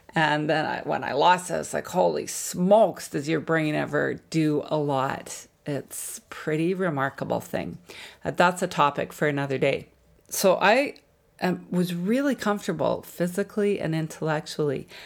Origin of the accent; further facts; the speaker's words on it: Jasper, Alberta, Canada; I grew up in Jasper, Alberta